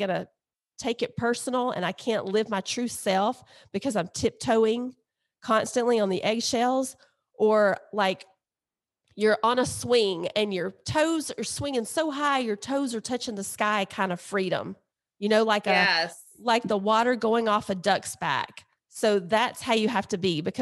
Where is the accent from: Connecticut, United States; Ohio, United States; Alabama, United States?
Alabama, United States; we're from Alabama and Mississippi